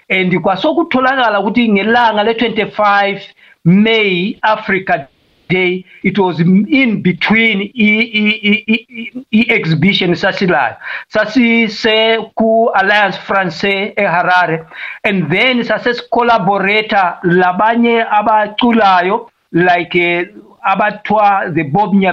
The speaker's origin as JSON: {"language": "Zulu", "country": "Malawi", "tie": "born or raised there", "also_born_or_lived": "Matabeleland, Zimbabwe", "first_language": "Tumbuka", "second_language": "Zulu", "moved": "yes", "lives_now": "Zimbabwe", "said": "mina vele ngivela eMalawi lapho ngadabuka khona but ngiseZimbabwe eh, emandebeleni ngihlezi lapha for about the past 25 years so ngiyazama ukukhuluma isiZulu salapha eZimbabwe esithiwa isindebele"}